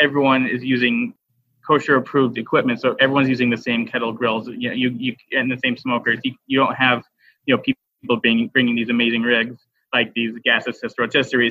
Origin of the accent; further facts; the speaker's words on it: Arkansas, United States; I grew up in Arkansas